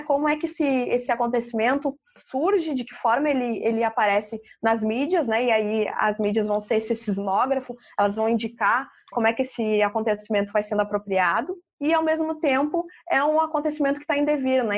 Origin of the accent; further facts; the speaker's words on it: Porto Alegre, Rio Grande do Sul, Brazil; Eu sempre coloco o meu lugar de fala como uma porto-alegrense